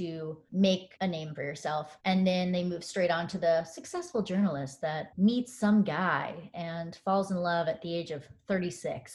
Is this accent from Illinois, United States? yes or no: no; Dallas, Texas, United States; from Dallas, Texas, and I'm 24